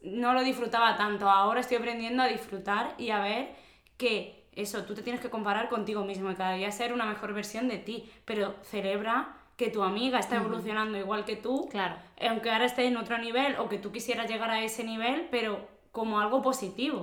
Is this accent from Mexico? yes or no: no; Córdoba, Andalusia, Spain; moved away as an adult; also born or lived in Basque Country; now in Alicante, Spain; yo que soy de Córdoba, de Andalucía, y sí es verdad que como que somos más abiertos